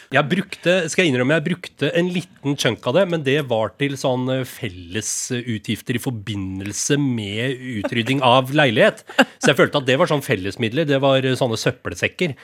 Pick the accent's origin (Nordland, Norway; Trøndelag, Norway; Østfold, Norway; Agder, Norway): Østfold, Norway; Rakkestad; moved away; Jeg husker vinballongen som sto på kjølerommet hjemme i Rakstad